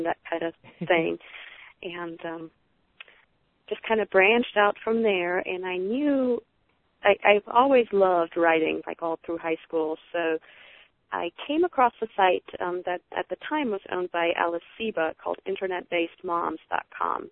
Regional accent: Germany; moved away; I'm originally from Germany, and I still have a lot of family over there

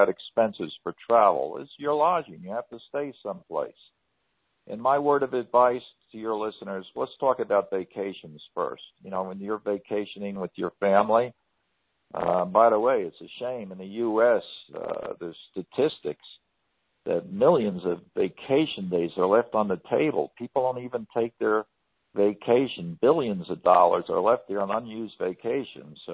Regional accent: New York, United States; moved away; I was born in New York, and I love going back there

